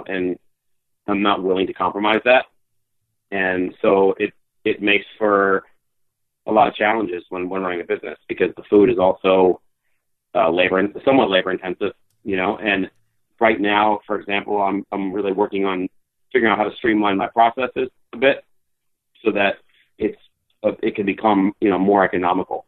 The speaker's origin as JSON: {"language": "English", "region": "New Jersey", "country": "United States", "tie": "born or raised there", "moved": "yes", "said": "growing up in Jersey"}